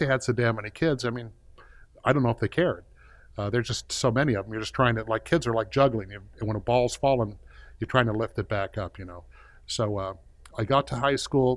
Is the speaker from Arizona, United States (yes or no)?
no; Compton, California, United States; I was born in Compton, California, and life was good in Southern California